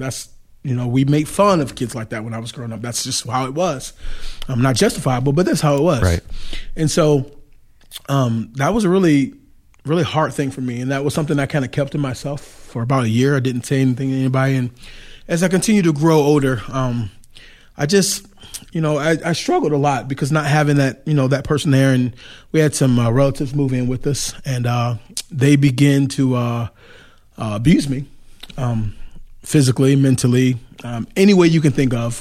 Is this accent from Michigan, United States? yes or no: yes; Detroit, Michigan, United States; now in Goshen, United States; I grew up in Detroit, Michigan.